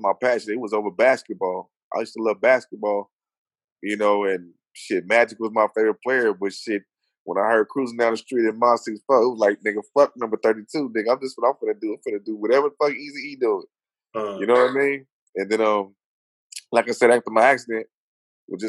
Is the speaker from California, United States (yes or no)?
yes; Los Angeles, California, United States; I grew up in South Central L.A.